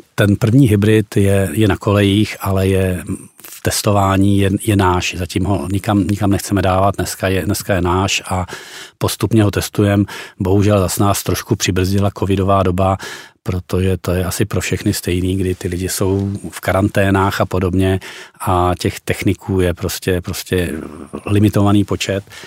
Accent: Vysočina Region, Czechia; já jsem taky z Vysočiny

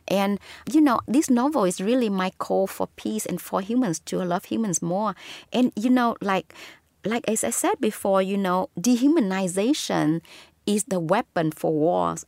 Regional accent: Southern Vietnam, Vietnam; born or raised there

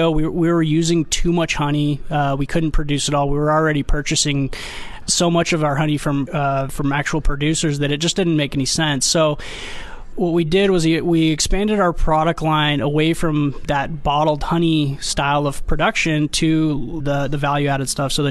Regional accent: Armenia; now in United States; I immigrated here from Armenia, actually, where my family was uh, five generations of beekeepers. And when we came to America uh, to the West Coast

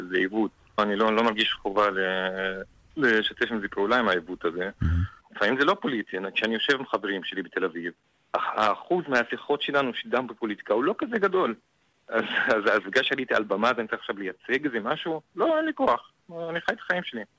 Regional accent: Tayibe, Central District, Israel; now in Tel Aviv, Israel; כל החיים שלי אני גר בתל אביב, אבל במקור מטייבה.

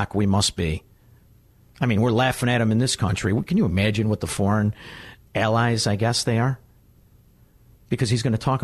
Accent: United States; I am an American

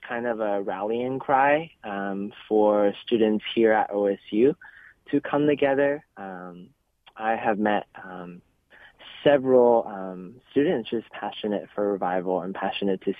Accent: Columbus, Ohio, United States; also born or lived in China; I was originally born in China, and I moved to Columbus, Ohio, when I was 9 years old

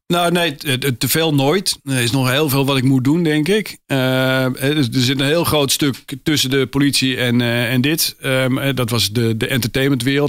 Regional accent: Amsterdam, North Holland, Netherlands; geboren in Amsterdam-Geuzenveld eh, mhm. in 1958

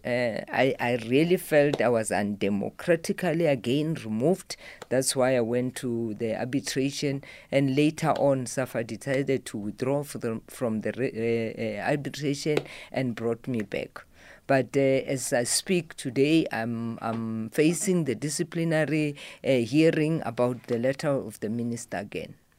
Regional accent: Mopani, Limpopo, South Africa; now in Johannesburg, South Africa; I live in Johannesburg. My home is in Mopani.

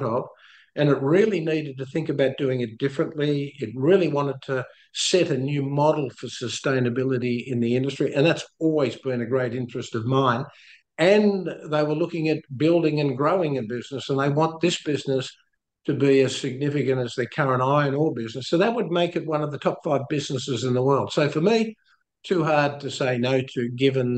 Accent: Wollongong, New South Wales, Australia; moved away as an adult; also born or lived in Canada / South Africa; I grew up originally in Australia in a place called Wollongong

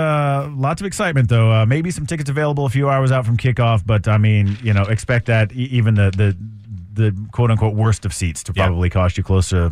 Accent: Lake Travis, Texas, United States; a buddy or two that I grew up with out in Lake Travis.

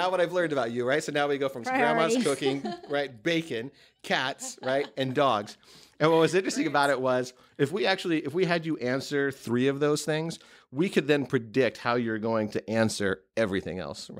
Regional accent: West Coast, United States; also born or lived in Midwest; now in New York, United States; No, not originally. I grew up on the West Coast and in the Midwest.

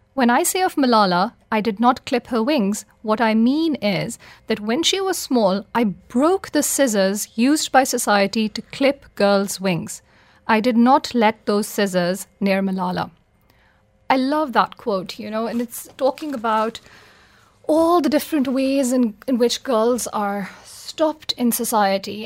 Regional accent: Pakistan; I'm from Pakistan

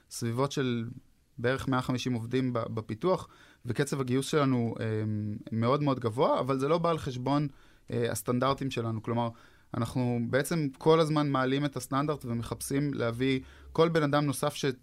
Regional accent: Haifa, Haifa District, Israel; הם אחד מהם בחיפה, שם גדלתי אגב

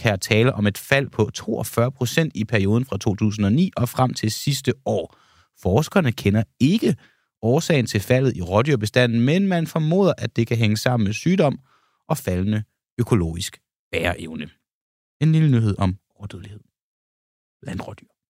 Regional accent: Denmark; vores lille land Danmark, vi som danskere

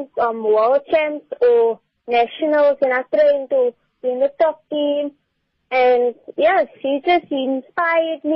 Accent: Cape Town, Western Cape, South Africa; I'm from Bonteville, actually

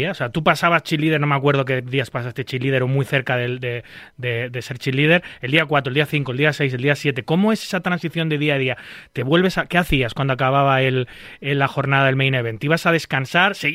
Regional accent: Spain; si nos cruzamos vamos a respetarnos un poquito que somos españoles

